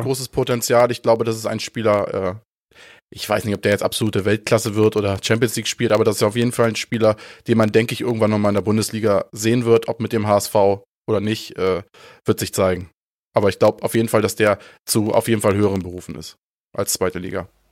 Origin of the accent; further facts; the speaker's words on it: Ostholstein, Schleswig-Holstein, Germany; Ich komme ja aus Ostholstein, ist jetzt auch nicht so super weit weg von, von Hamburg.